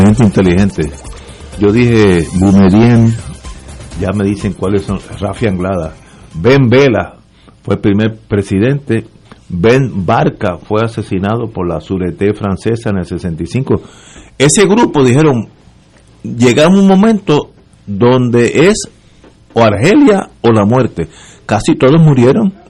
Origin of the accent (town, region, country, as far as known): Puerto Rico